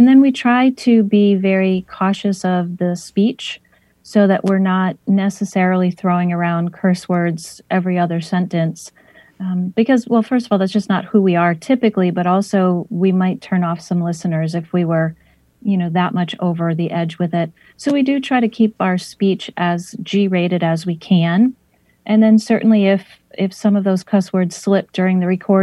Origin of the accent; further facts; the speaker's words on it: West Springfield, Massachusetts, United States; also born or lived in Westfield, Massachusetts; I was born in Springfield in an area called Hungry Hill, which was a very Irish neighborhood back in the day. And then when we started to make good money, we moved to the suburbs of West Springfield, and I grew up there